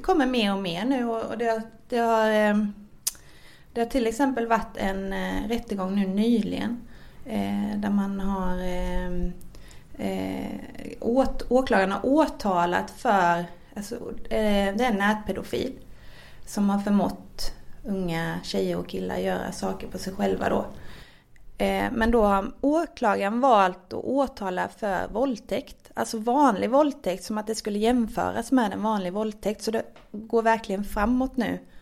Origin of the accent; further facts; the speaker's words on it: Växjö, Kronoberg County, Sweden; jag kommer från Växjö